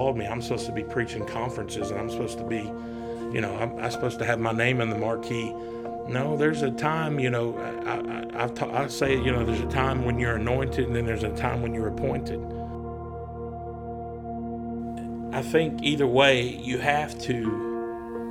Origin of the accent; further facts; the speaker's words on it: East Tennessee, United States; I grew up in East Tennessee. I was living in Maryville and Knoxville.